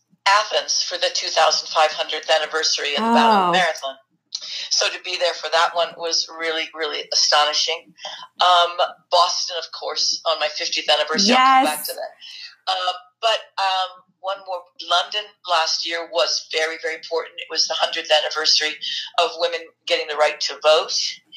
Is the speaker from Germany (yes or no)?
yes; Germany; born there; because I was born in Germany.